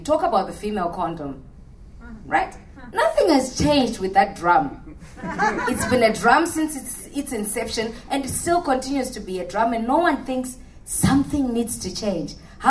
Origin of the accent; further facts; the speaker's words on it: Australia; We are part of the population because we are Australian.